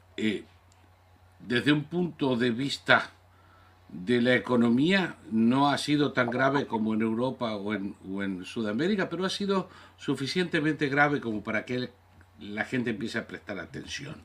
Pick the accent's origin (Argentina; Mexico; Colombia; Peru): Argentina; soy ciudadano natural, nací en la Argentina, pero soy ciudadano norteamericano, por descendencia de 11 generaciones